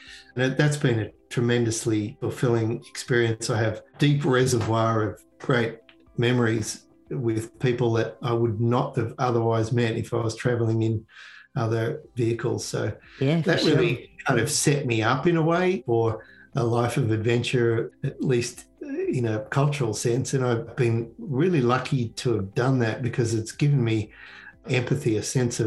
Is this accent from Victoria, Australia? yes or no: no; Canberra, Australian Capital Territory, Australia; moved away as an adult; now in Connecticut, United States; where I grew up in Canberra.